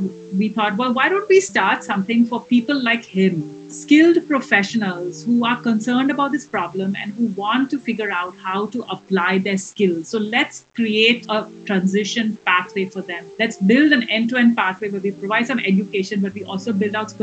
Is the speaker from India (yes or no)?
yes; India; moved away; also born or lived in Hawaii / United Kingdom; I'm originally from India